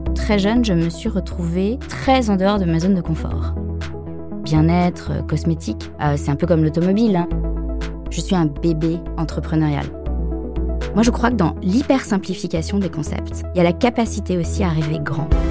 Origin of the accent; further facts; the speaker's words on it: Paris suburbs, Île-de-France, France; moved away as an adult; also born or lived in Latin America; moi je suis française, née à Paris, j'ai grandi en banlieue parisienne